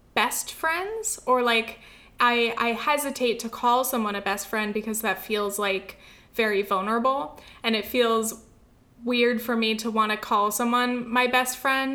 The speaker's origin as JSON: {"language": "English", "region": "California", "country": "United States", "tie": "born or raised there", "moved": "as an adult"}